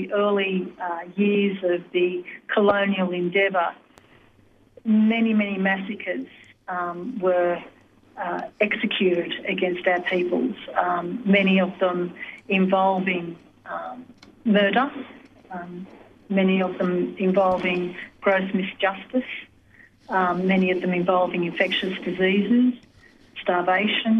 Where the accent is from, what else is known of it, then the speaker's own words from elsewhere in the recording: Sydney, New South Wales, Australia; I was born here on Gadigal land here in Sydney, and I've lived most of my life here